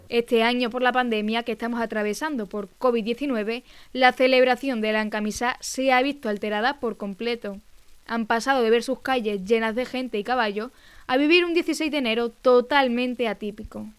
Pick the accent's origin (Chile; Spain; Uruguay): Spain; La Garrovilla, Extremadura; Yo empecé a bailar en la agrupación folclórica municipal Alonso de Mendoza de mi pueblo, de la Garrovilla, con tan solo 5 años